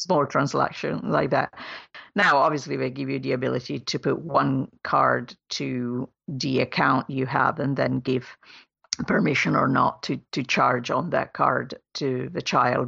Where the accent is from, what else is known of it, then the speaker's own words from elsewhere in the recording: Italy; moved away; my home country in Italy